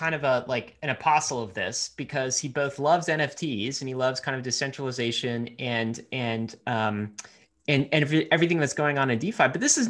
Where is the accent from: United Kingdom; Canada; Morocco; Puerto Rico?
Canada; But I don't know if bankless listeners know that I am I'm Canadian and American. I get my dual citizenship. So I snuck this headline in because I'm, you know, Canadian nationalist here.